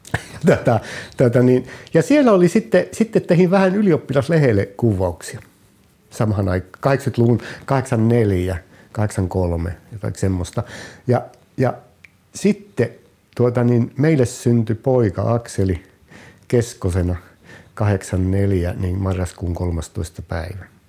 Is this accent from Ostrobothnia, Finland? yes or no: no; Kemi, Lapland, Finland; also born or lived in Oulu; now in Kukkola, Finland; Alun perin olen, olen kemiläinen, olen syntynyt Kemissä